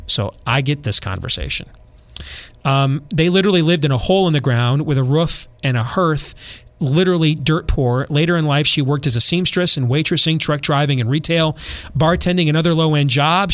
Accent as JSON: {"language": "English", "region": "Iowa", "country": "United States", "also_born_or_lived": "Florida / California / Midwest", "said": "I'm from Iowa"}